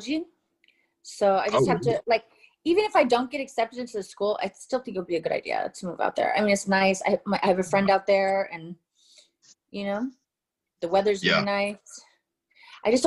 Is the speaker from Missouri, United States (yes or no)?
no; Tucson, Arizona, United States; moved away; Tucson, Arizona, born and raised.